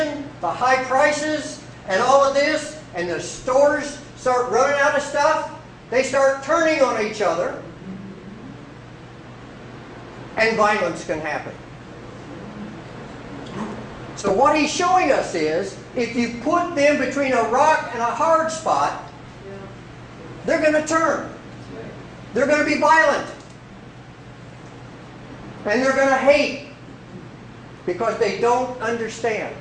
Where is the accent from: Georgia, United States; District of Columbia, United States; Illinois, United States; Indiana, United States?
Indiana, United States; Salem; also born or lived in West Virginia; I was born in West Virginia, but I really basically grew up in southern Indiana. In southern Indiana, I grew up in a place called Salem, Indiana